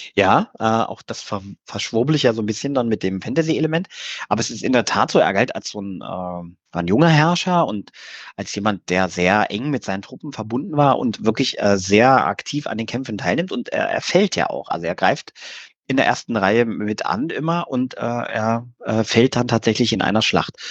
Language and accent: German; Germany; Wir Deutschen